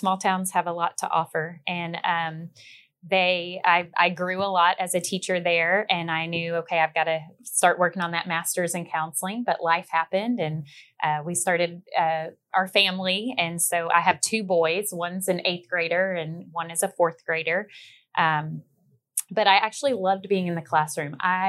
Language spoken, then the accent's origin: English; Frisco, Texas, United States; but I say I'm from Frisco, Texas. That's where I went to high school.